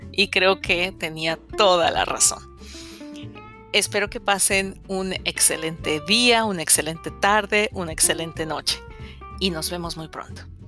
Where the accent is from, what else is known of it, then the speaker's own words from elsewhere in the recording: Mexico; soy mexicana y estoy casada desde hace quince años con un venezolano